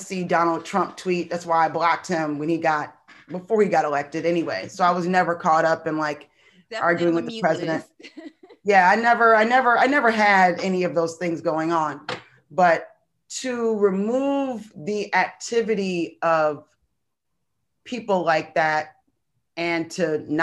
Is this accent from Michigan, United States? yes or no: yes; Michigan, United States; I grew up in Michigan